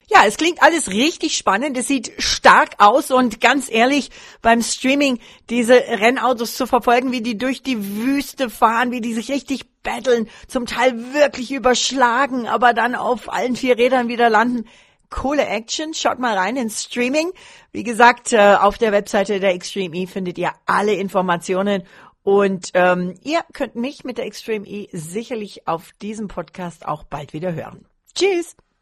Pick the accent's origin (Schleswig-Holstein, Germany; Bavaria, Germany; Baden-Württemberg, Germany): Bavaria, Germany; Allgäu; ein Allgäuer Team sogar, muss ich sagen. Also direkt aus meiner Heimat